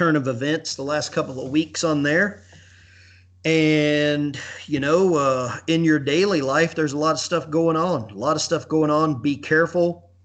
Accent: Alabama, United States; I grew up in Alabama.

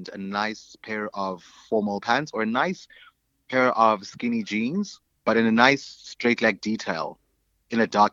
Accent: Alice, Eastern Cape, South Africa; also born or lived in East London / Queenstown; now in Cape Town, South Africa; grew up in a small town called Alice, aka Etikeni

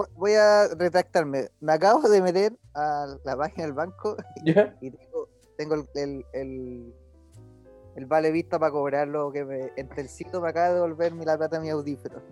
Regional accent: Chile; como somos los chilenos

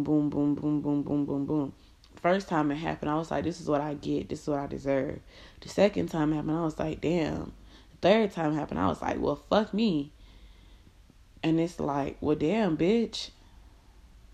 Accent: Miami, Florida, United States; moved away as an adult; now in Indiana, United States; I'm from Miami. I'm moving to Indiana

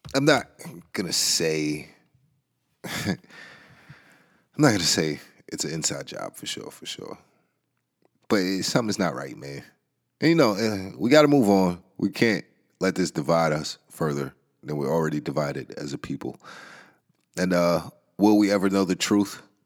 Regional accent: New York, United States; New York, man. Um, that's my home city, man. I'm in New York State. That's my hometown

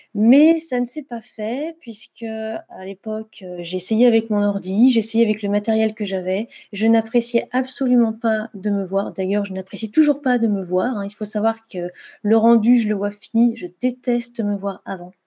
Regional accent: Saône-et-Loire, southern Burgundy, Bourgogne-Franche-Comté, France; moved away as an adult; also born or lived in Lorraine / Nord; now in Lyon, France; j'ai vécu une très grande majorité de ma vie en Bourgogne du Sud en Saône-et-Loire, euh, dans un petit village

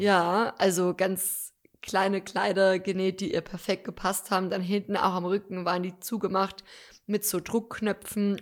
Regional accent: Deggendorf, Bavaria, Germany; also born or lived in Munich; hier, wo ich aufgewachsen bin

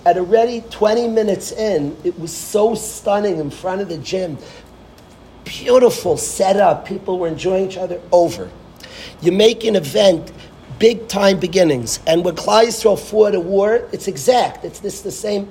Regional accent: Lakewood, New Jersey, United States; I was born in Lakewood

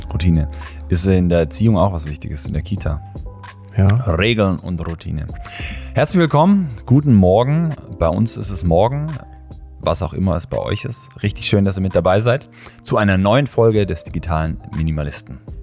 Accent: Germany; wir als Deutsche

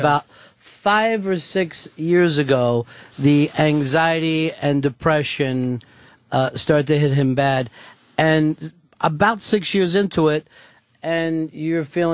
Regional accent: outside of Philadelphia, Pennsylvania, United States; I grew up right outside of Philadelphia

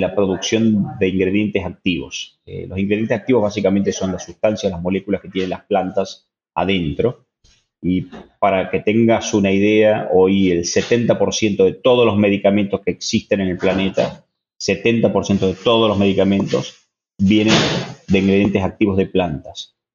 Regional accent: Tucumán, Argentina; soy un tucumano

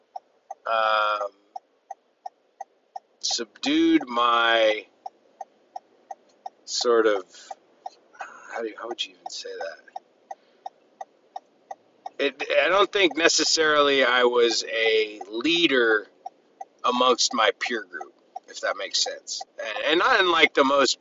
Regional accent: California, United States; I grew up in California, family of four, great childhood, one sister

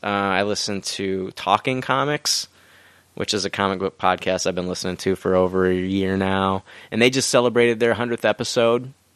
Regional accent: Peoria, Illinois, United States; moved away as an adult; now in Decatur, United States; I'm originally from Peoria

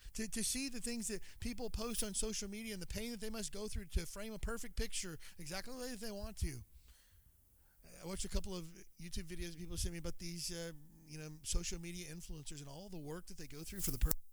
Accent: Kentucky, United States; moved away as an adult; I grew up in Kentucky, but I'm from here. I haven't lived in Kentucky since I was 18.

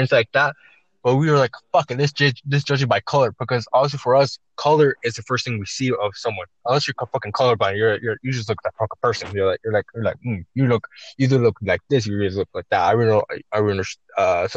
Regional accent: United States; I'm Chicano. I'm American born, but raised by Mexicans.

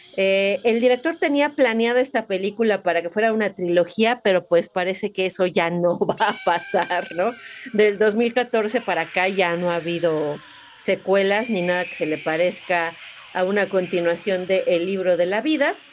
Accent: Mexico; como mexicanos

